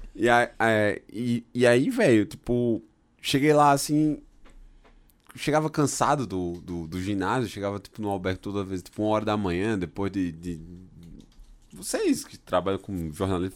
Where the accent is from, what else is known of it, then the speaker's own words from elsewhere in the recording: Brazil; sou do Brasil